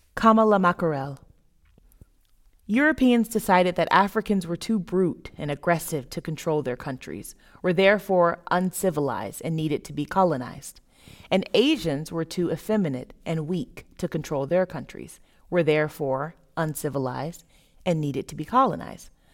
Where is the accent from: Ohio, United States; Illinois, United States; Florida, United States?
Florida, United States; moved away as an adult; also born or lived in Boston / Berlin / Scandinavia; Growing up in Florida, moving to Boston